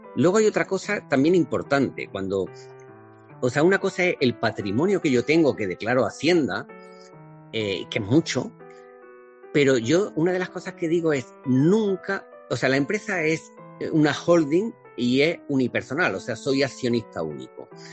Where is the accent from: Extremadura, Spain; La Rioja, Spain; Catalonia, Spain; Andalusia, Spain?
Andalusia, Spain; a village in Córdoba province; moved away as an adult; now in Valencia, Spain; Yo salí de, un pueblo de Córdoba eh, como inmigrante